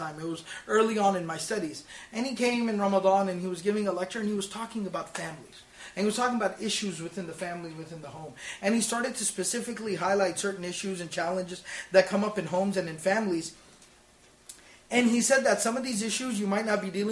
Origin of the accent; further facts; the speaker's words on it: Dallas, Texas, United States; I was born and raised in Texas, in Dallas